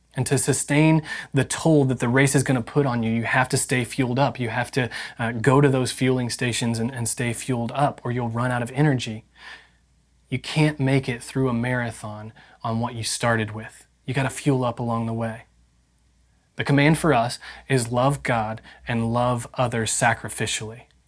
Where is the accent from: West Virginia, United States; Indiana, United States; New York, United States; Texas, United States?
Indiana, United States; I grew up in Indiana